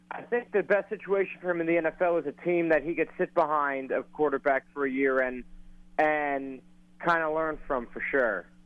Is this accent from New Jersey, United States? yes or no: yes; Westfield, New Jersey, United States; I'm originally from Westfield, and I went to St. Joe's and Metuchen for high school.